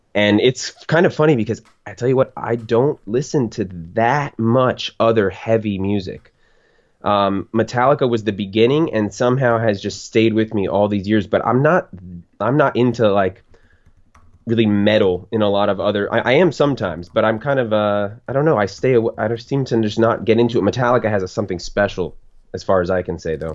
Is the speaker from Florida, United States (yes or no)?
yes; Florida, United States; I'm born and raised in Florida